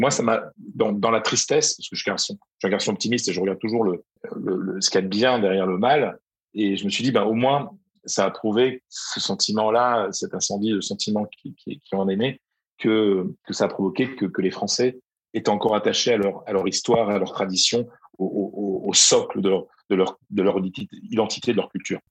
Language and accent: French; Arras, Hauts-de-France, France; moved away as an adult; now in Madrid, Spain; Moi, je suis né à Arras, chef du Pas-de-Calais.